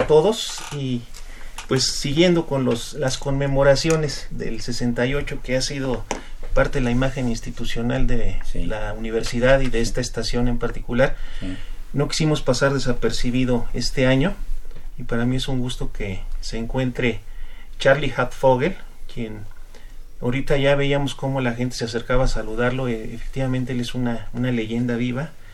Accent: Mexico; nosotros como mexicanos

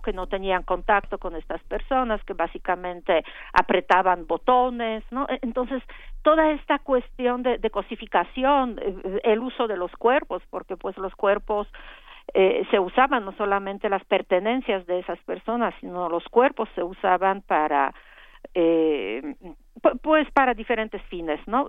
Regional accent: Poland; europea y polaca

